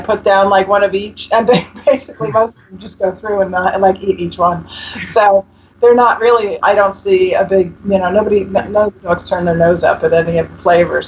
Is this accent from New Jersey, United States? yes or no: yes; New Jersey, United States; I'm from North Jersey originally and just around the corner from you guys